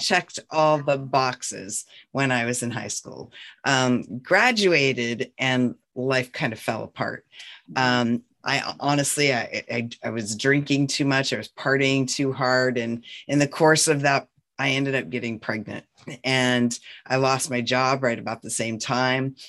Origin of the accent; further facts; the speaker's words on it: North Central Montana, United States; I was born and raised in North Central Montana on a ranch